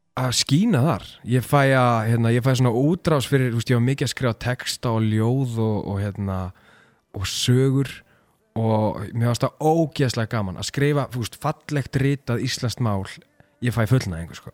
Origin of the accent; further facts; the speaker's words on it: Mosfellsbær, Capital Region, Iceland; Ég er úr Mosó